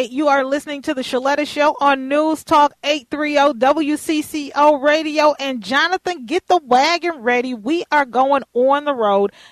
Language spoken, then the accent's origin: English; Houston, Texas, United States; now in Minnesota, United States; I grew up in Houston where you had to go to the school in your neighborhood because of districting and, and the regulations there.